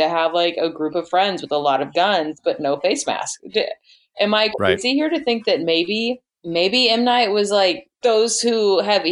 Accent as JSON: {"language": "English", "region": "Texas", "country": "United States", "said": "I'm from Texas"}